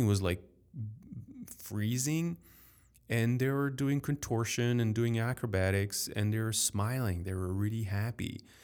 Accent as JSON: {"language": "English", "town": "Paris", "region": "Île-de-France", "country": "France", "tie": "born or raised there", "accent": "French", "second_language": "English", "said": "as a French man growing up in Paris, in France"}